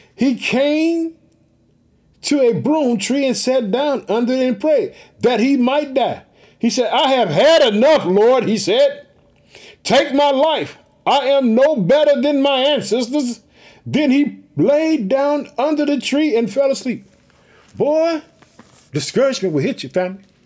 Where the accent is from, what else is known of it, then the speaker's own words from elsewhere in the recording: Illinois, United States; also born or lived in Chicago, United States; Illinois, which is my home state. I live in the city of Chicago.